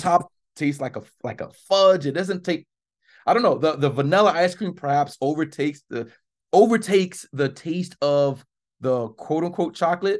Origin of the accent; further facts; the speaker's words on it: South Florida, United States; I'm from Florida.